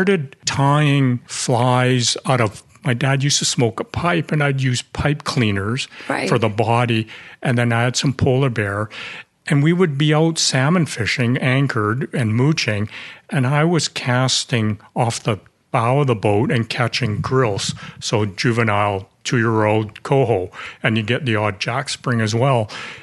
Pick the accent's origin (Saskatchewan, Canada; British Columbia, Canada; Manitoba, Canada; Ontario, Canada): British Columbia, Canada; Vancouver; So I was born in Vancouver, raised in Vancouver, and did all my education in Vancouver as well